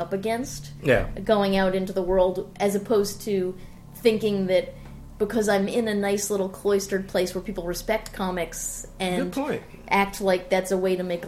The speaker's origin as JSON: {"language": "English", "town": "Boston", "region": "Massachusetts", "country": "United States", "said": "I'm from Boston"}